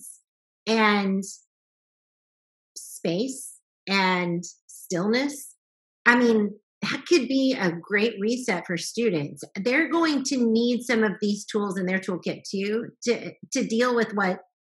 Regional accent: the South, United States; I grew up in the South

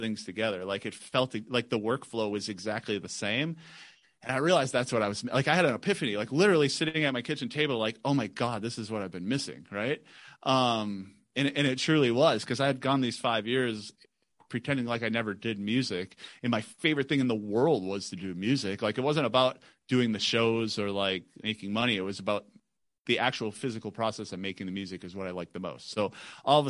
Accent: Michigan, United States; moved away as an adult; now in Phoenix, United States; we're from Michigan

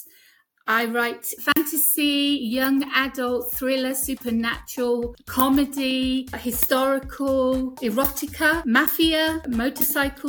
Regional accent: United Kingdom; accent: British; now in Greece; my British accent

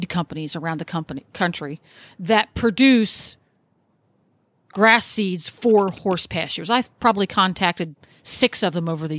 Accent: Mid-Atlantic, United States; now in Ocala, United States; I grew up in the Mid-Atlantic area where lots of species of grasses grow.

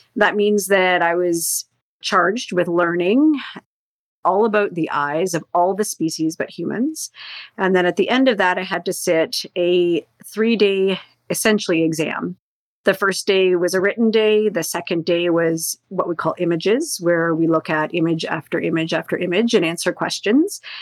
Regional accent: Northern Ontario, Canada; I grew up in Northern Ontario

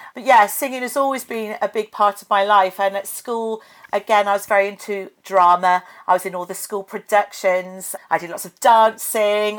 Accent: Forest of Dean, Gloucestershire, South West England, United Kingdom; I'm from Gloucestershire. I grew up in the Forest of Dean

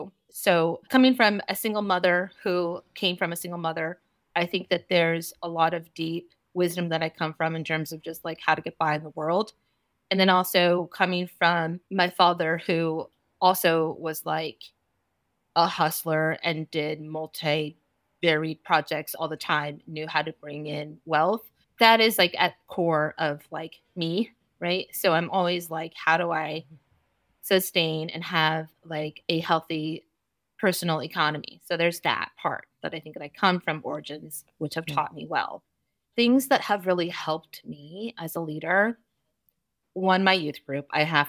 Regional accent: California, United States; So really building myself outside of my hometown, essentially, which I think was pivotal for me coming from a small Central Valley town.

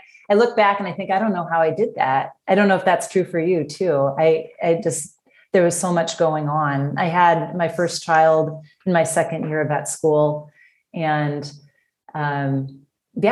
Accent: Seattle, Washington, United States; moved away as an adult; also born or lived in Fairbanks, Alaska / Milwaukee; now in Whitefish Bay, United States; I grew up in the Seattle area from about the time I was six until I graduated college

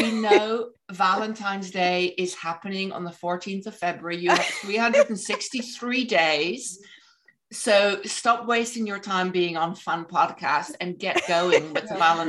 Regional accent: Netherlands; moved away as an adult; also born or lived in England; now in United States; I was in England before. I'm originally from Holland. When I first moved to the United States

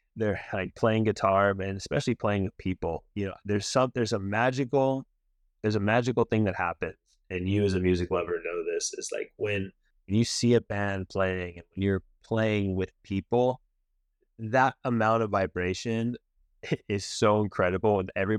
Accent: Laguna Beach, California, United States; growing up in Laguna

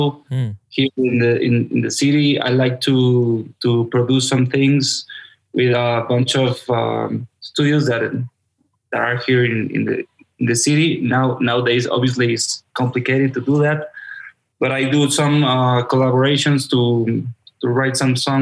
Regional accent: Mexico City, Mexico; I am born and raised here

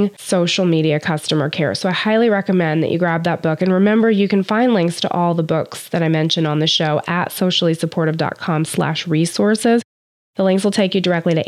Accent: United States; as a United States citizen

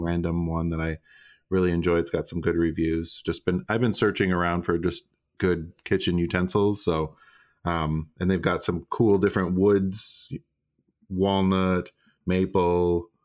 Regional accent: Minnesota, United States; moved away; I grew up in Minnesota

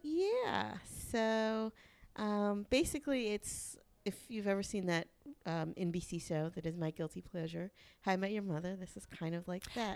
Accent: the South, United States; I'm from the South. I'm a lady

